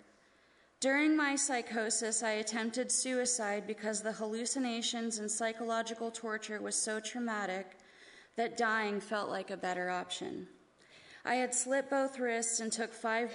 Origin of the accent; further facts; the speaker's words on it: Baltimore, Maryland, United States; I was born in Baltimore